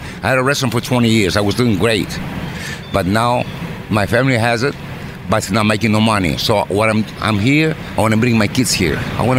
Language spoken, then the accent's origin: English; Greece; English is a second language; moved away as an adult; now in United States; I'm from Greece, and I come back 2 months ago. I was gone for all 27 years.